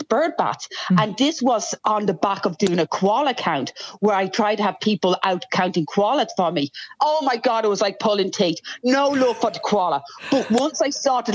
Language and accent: English; Ireland; also born or lived in United Kingdom; now in Australia; I grew up in Ireland and did most of my education in the UK